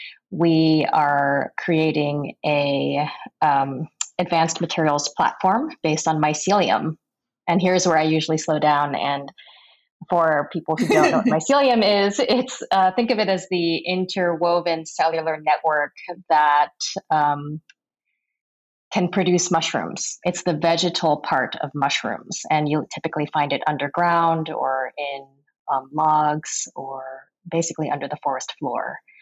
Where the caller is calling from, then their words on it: Emeryville, California, United States; I am on the West Coast in California, in Emeryville.